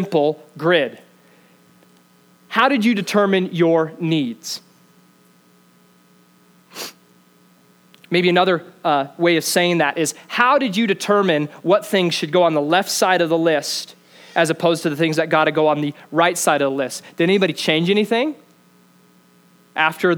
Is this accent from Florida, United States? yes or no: no; Greeley, Colorado, United States; I'm from Greeley.